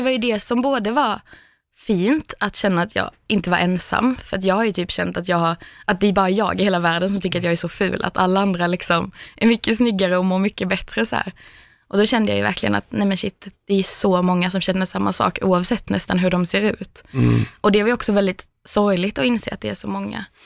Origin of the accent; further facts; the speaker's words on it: Skåne, Sweden; moved away as an adult; also born or lived in Stockholm; hade jag flyttat från liksom Skåne där jag kommer ifrån också, till Stockholm